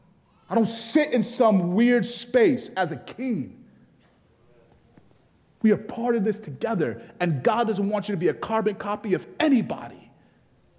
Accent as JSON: {"language": "English", "country": "Nigeria", "said": "I'm actually Nigerian"}